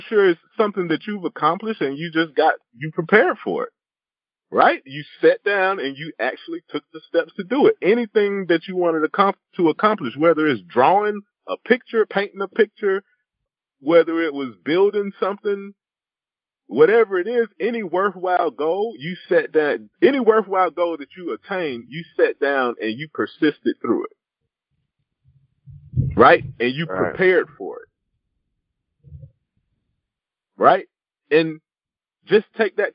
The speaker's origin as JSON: {"language": "English", "region": "South Carolina", "country": "United States", "tie": "born or raised there", "said": "I grew up in South Carolina"}